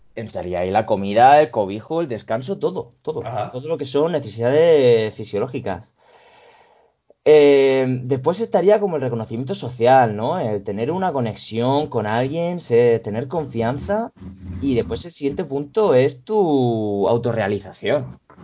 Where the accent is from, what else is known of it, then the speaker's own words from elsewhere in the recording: Region of Murcia, Spain; Se nota que soy murciano en esa expresión